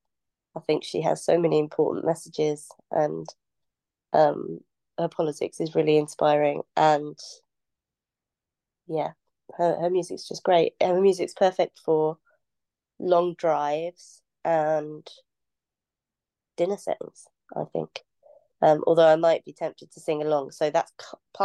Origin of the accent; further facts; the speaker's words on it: North Norfolk coast, East of England, United Kingdom; So when I was young, I grew up on the North Norfolk coast